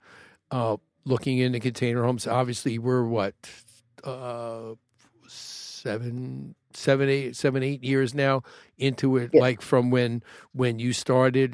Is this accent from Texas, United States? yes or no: no; New York, United States; also born or lived in Chicago; now in Arizona, United States; I'm from New York